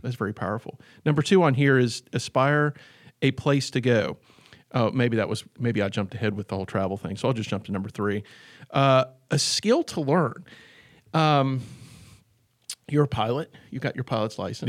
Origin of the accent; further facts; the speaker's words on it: Southwest Virginia, United States; I'm from Southwest Virginia